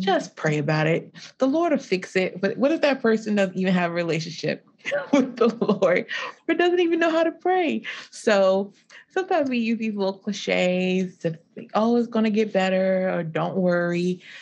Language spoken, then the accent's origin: English; Lowcountry of South Carolina, United States; also born or lived in Columbia, South Carolina; I'm from the low country of South Carolina, so near, like, Hilton Head and Beaufort